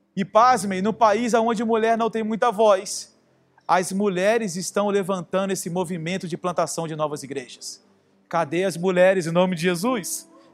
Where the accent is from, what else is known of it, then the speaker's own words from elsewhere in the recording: Rio de Janeiro, Brazil; eu sou carioca